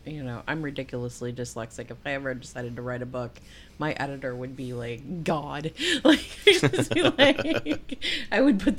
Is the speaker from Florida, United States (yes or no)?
yes; South Florida, United States; I grew up in South Florida.